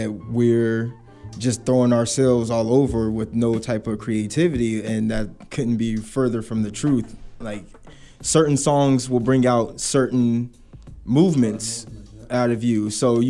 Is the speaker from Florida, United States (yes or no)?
yes; Navarre, Florida, United States; also born or lived in Okinawa, Japan; me being, like I said, this kid from Navarre, Florida, I was, you know, I was born in Okinawa, Japan, but, you know, through the Air Force. But I started dancing when I moved to Florida in 2002.